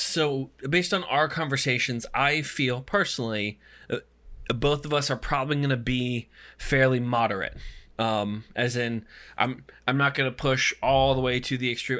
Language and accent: English; United States; as an American